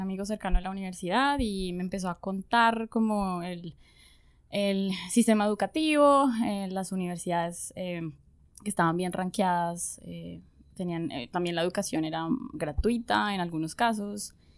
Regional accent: Popayán, Cauca, Colombia; moved away as an adult; also born or lived in Bogotá, Colombia; now in Germany; Pues yo nací en Bogotá. Ok. Y viví mucho tiempo en Bogotá, pero soy de una ciudad que se llama Popayán. En el suroccidente colombiano.

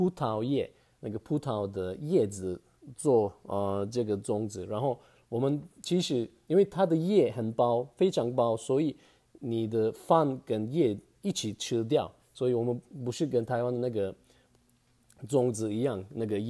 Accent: Turkey; Chinese is a second language; now in Taiwan; 其实我们不是只有烤肉，很多人都以为我们土耳其人都是都是吃烤肉就不对。

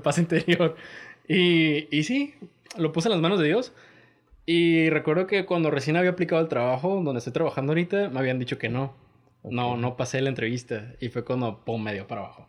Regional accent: Tijuana, Baja California, Mexico; somos de Tijuana, Baja California

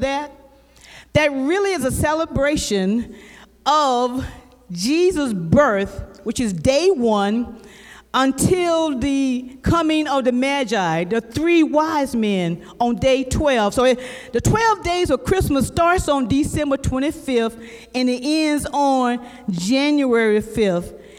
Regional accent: South Carolina, United States; I'm from South Carolina

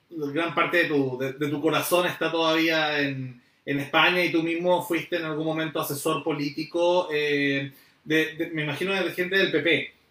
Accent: Chile; es lo que en Chile muchos buscamos

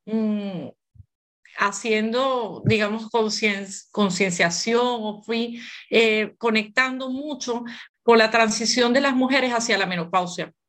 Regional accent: Venezuela; moved away as an adult; now in Barcelona, Spain; Yo soy venezolana de nacimiento

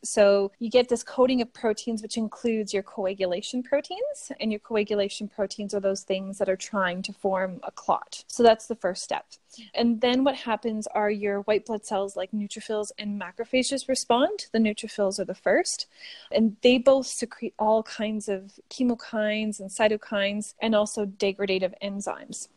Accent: Sudbury, Ontario, Canada; accent: Canadian; moved away as an adult; now in Australia; my hometown in Sudbury at Laurentian University

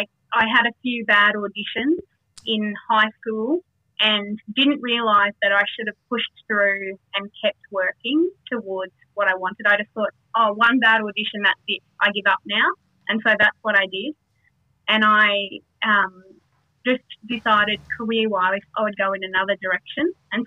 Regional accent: Toowoomba, Queensland, Australia; also born or lived in Darwin; I was born in Darwin, but moved to Toowoomba quite early on, and haven't really moved away. Just done bits and pieces here and there, but really just a homegrown Toowoomba girl

